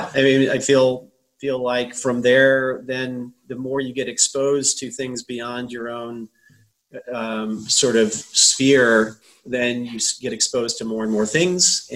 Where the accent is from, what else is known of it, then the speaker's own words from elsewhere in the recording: Northwest Indiana, United States; now in West Coast, United States; I grew up in the Midwest in a small town in Northwest Indiana